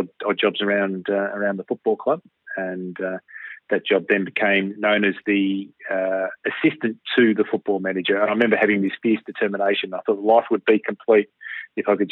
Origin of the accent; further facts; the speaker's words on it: Melbourne, Victoria, Australia; I was born in Mount Waverley in the suburbs of Melbourne when it was an outer suburb and we had no sewage and an outdoor dunny